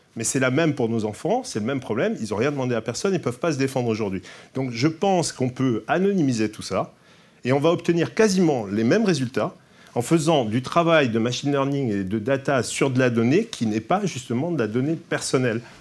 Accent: Corsica, France; Je suis corse

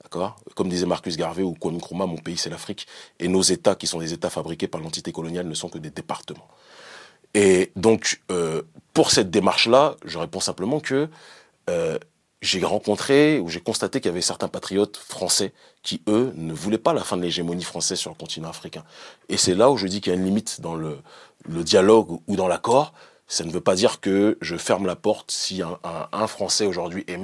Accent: France; born or raised there; moved away; also born or lived in Benin

